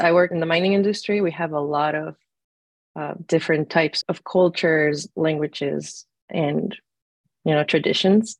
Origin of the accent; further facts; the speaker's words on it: Hermosillo, Sonora, Mexico; moved away; also born or lived in Arizona; I am originally from Hermosillo, Sonora, Mexico